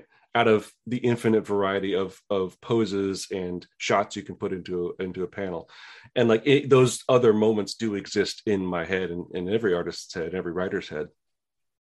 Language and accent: English; San Luis Obispo, California, United States; I grew up in a place called San Luis Obispo, middle point between San Francisco and LA.